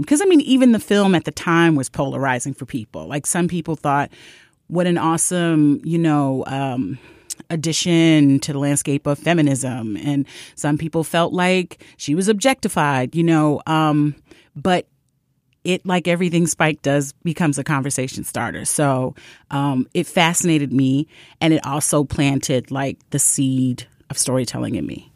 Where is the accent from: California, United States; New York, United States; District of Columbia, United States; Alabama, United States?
New York, United States; New York City; a person born and raised in Brooklyn